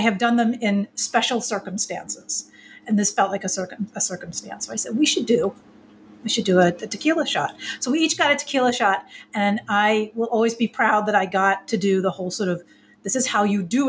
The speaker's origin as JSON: {"language": "English", "region": "East Coast", "country": "United States", "said": "I'm from the East Coast"}